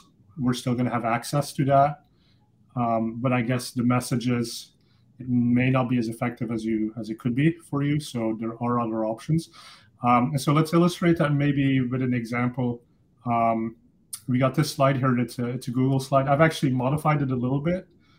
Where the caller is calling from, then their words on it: Los Altos, California, United States; So right here on the peninsula where I am too. So I'm calling in from Los Altos.